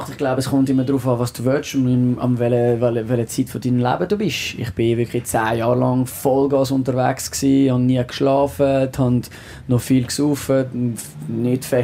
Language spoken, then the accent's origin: German; Switzerland; accent: French; first language French; German is a second language; Französisch ist meine Muttersprache, äh, Schweizerdeutsch, so also Deutsch mit dem französischen Akzent.